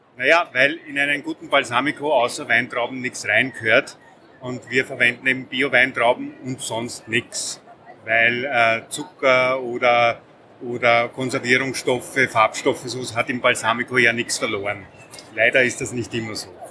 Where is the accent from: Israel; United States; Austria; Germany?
Austria; Lower Austria; wir kommen aus Niederösterreich